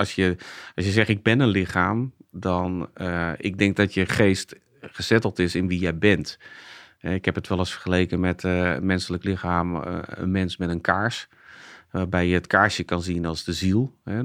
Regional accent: Zeist, Utrecht, Netherlands; ik ben geboren getogen in Zeist

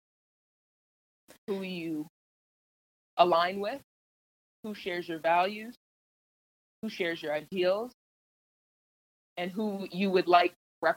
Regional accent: Canada; now in Indiana, United States; I'm Canadian. Yes, I was born in Canada, but I live here in the U.S.

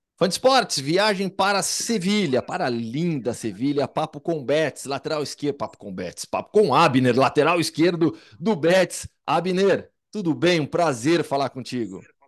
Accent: Campinas, São Paulo, Brazil; Eu sou de Campinas

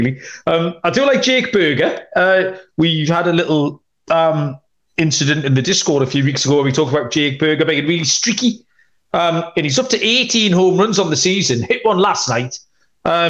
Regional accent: United Kingdom; being the British man

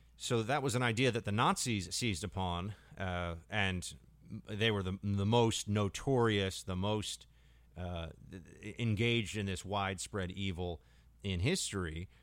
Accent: United States; as an American

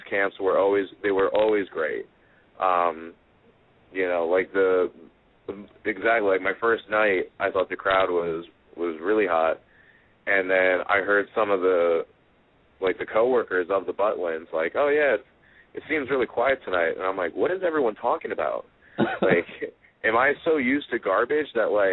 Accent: United States; I'm American

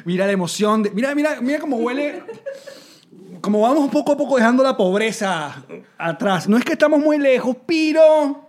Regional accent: Venezuela; las venezolanadas que decimos

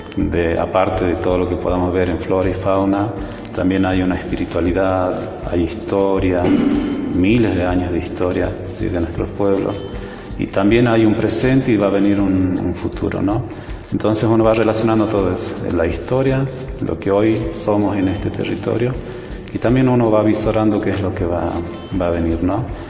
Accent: Rumicruz, Jujuy, Argentina; Nací en Rumicruz. Rumicruz queda al este de Abrapampa, veinticinco kilómetros.

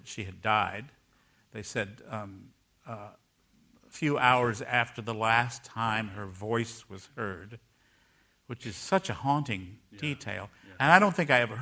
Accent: Raleigh, North Carolina, United States; moved away as an adult; also born or lived in San Francisco; my hometown.

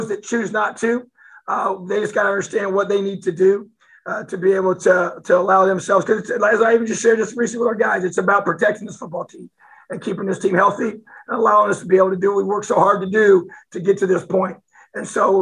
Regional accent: New Castle, Indiana, United States; I'm from Newcastle

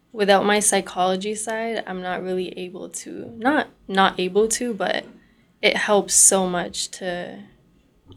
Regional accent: Brampton, Ontario, Canada; I grew up, born and raised in Brampton, Ontario

